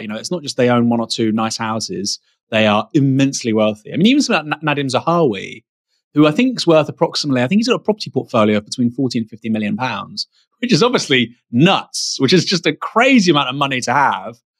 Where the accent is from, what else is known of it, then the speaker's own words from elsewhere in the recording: Bournemouth, South West England, United Kingdom; I'm from Bournemouth